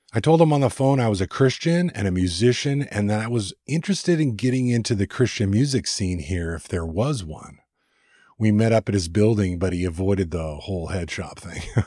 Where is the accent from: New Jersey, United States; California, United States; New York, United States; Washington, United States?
California, United States; moved away as an adult; also born or lived in Ventura, California; now in Oregon, United States; I'm from California